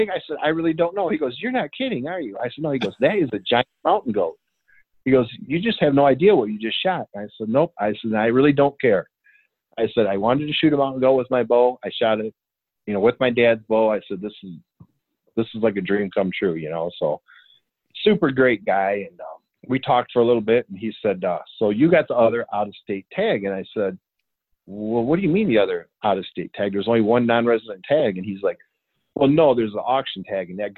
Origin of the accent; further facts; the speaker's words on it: Michigan, United States; I'm from Michigan